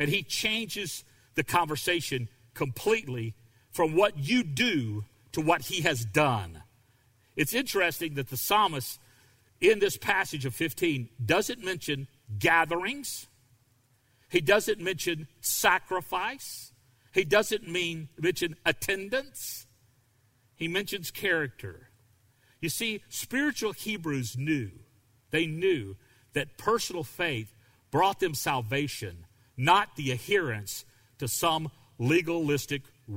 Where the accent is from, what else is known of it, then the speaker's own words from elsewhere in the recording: the South, United States; I grew up in the South, and I understand what it's like to grow up in a family of racists